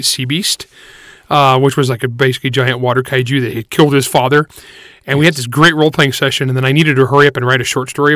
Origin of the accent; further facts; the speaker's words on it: California, United States; I grew up in California